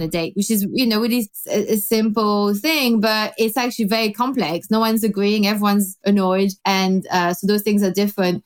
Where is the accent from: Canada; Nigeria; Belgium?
Belgium; now in London, United Kingdom; I grew up in Belgium